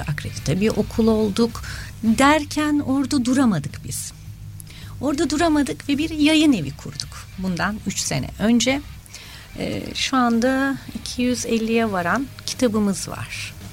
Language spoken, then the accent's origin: Turkish; Adana, Turkey; moved away as an adult; also born or lived in Ankara / Istanbul; Ankara doğumluyum. Ee, eğitim hayatımı Çukurova bölgesinde geçirdim üniversiteye kadar